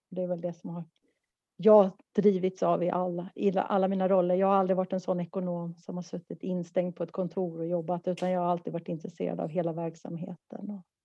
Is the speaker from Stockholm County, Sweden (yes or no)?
yes; Stockholm, Stockholm County, Sweden; moved away as an adult; now in Malmö, Sweden; Jag är en stockholmare som har bott i Malmö i tjugoett år.